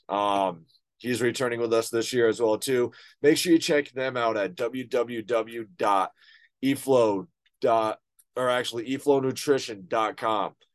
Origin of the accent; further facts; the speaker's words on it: United States; also born or lived in United Kingdom; I'm as an American